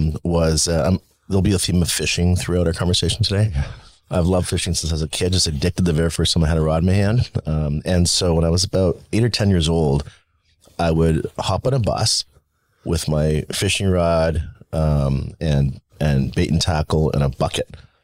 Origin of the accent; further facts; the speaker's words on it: California, United States; also born or lived in Taiwan; I was born in Taiwan in 1970. I know I'm going way back here, yeah. But it makes sense. Immigrant child, came to the U.S. when I was like 3 years old. My dad went to grad school in California.